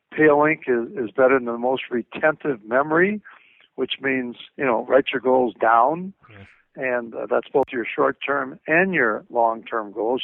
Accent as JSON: {"language": "English", "town": "Minneapolis", "region": "Minnesota", "country": "United States", "said": "I'm again from Minneapolis"}